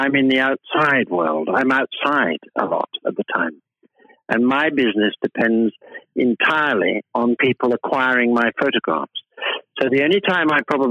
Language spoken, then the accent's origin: English; United Kingdom; being British people